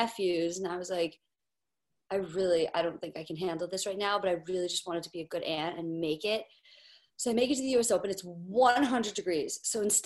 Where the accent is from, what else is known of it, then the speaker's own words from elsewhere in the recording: New York City, New York, United States; So I'm born and raised in Manhattan, New York City, which is why I'm a New York sports fan